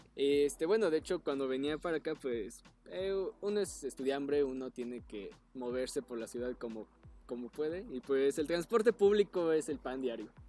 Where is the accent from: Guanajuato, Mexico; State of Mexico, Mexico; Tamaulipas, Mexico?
State of Mexico, Mexico; yo soy nativo de ahí